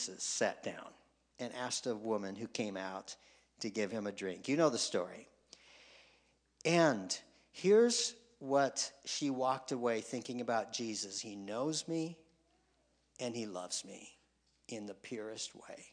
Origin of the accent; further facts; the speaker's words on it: Spicer, Minnesota, United States; moved away as an adult; I grew up in Spicer. That's small